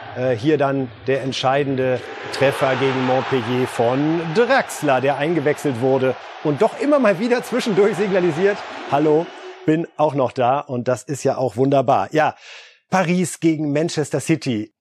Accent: Germany; hier bei uns in Deutschland

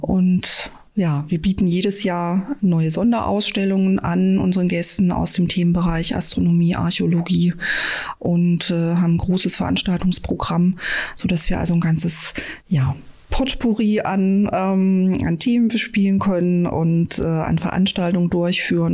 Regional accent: Black Forest, Baden-Württemberg, Germany; moved away; Ich komme aber aus dem Schwarzwald, da ist man irgendwie andere Höhen an Berge gewohnt

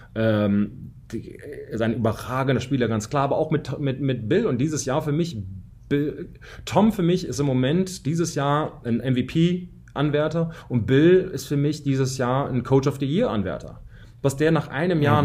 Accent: Germany; moved away as an adult; also born or lived in United States; als Deutscher

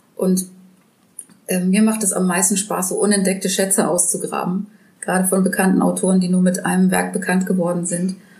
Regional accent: Germany; als Deutscher

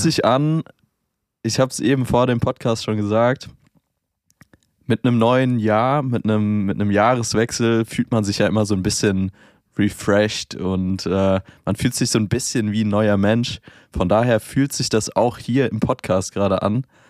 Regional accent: Germany; bei uns in Deutschland

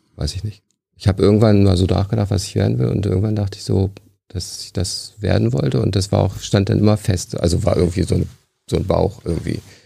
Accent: Hanover, Lower Saxony, Germany; moved away as an adult; also born or lived in Liverpool; now in Aachen, Germany; ich komme aus der Gegend von Hannover

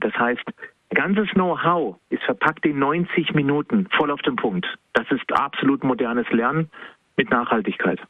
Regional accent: Baden-Württemberg, Germany; lebe noch im Badener Ländle, also ganz klar Badener

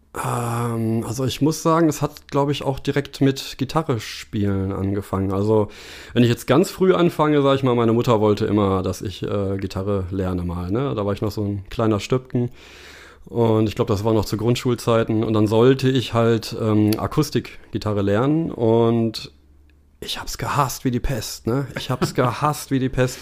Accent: Bielefeld, North Rhine-Westphalia, Germany; Ja, tatsächlich ganz langweilig in Bielefeld.

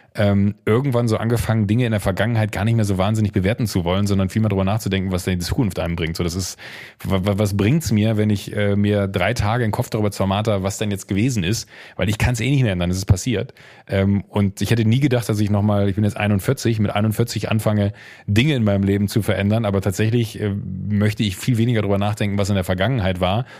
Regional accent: Viersen district, Mönchengladbach area, North Rhine-Westphalia, Germany

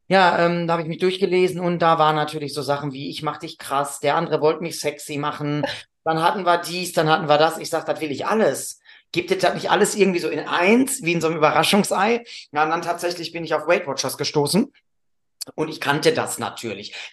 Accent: Northern Germany, Germany; Ich komme aus dem Norden, ich weiß das nicht.

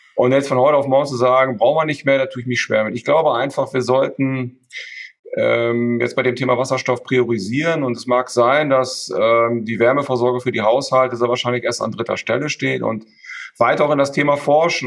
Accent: Münster, North Rhine-Westphalia, Germany; moved away as an adult; also born or lived in Hamburg; now in Emden, Germany; Ich bin in, in, in Münster geboren, habe da auch in der Nähe, bin ich dann auch ähm, zur Schule gegangen

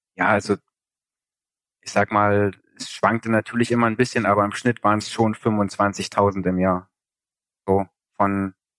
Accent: East Germany, Germany; ich komme halt aus Ostdeutschland

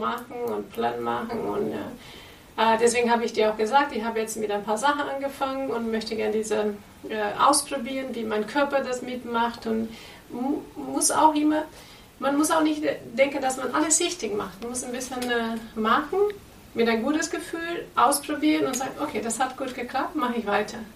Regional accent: Brazil; German is a second language; also born or lived in Portugal; now in Germany; lebe in Deutschland, bin ich in Brasilien geboren

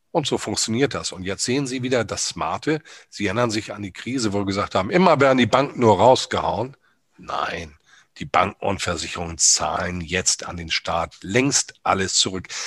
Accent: Hamburg, Germany; Sie wissen, ich bin Hamburger Jungen, Kapitänssohn.

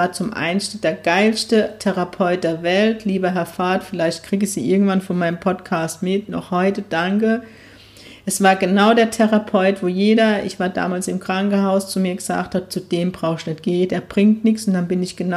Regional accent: Zickelhausen, Bavaria, Germany; now in Neckargemünde, Germany; Ich komme aus Zickelhausen, das sagt man Ahoi. Jetzt bin ich in Neckargemünde, sagt man Allah, glaube ich.

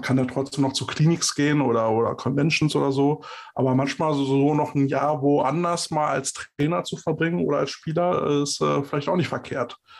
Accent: Berlin, Germany; ich bin Berliner.

